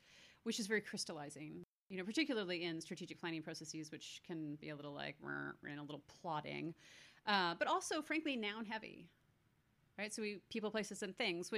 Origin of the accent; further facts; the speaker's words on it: Canada; I was born in Canada